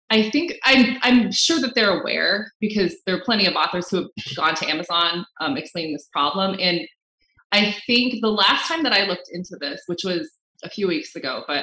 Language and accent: English; United States; And I'm Filipino American. That's who I mm-hmm. am.